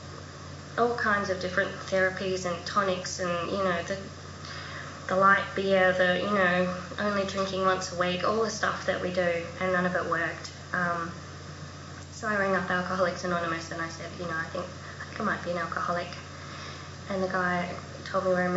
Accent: Adelaide, South Australia, Australia; moved away as an adult; also born or lived in Melbourne; I grew up in Adelaide and I moved to Melbourne

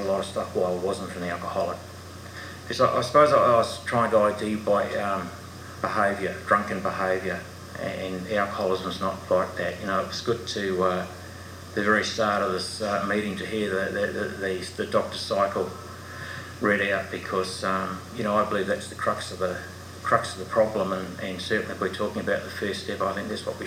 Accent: New Zealand; now in Australia; I'm a Kiwi

